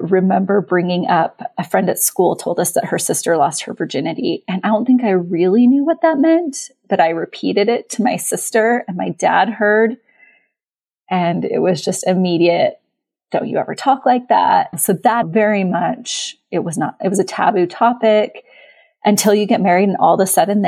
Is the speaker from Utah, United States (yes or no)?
yes; Utah, United States; I was raised LDS in Utah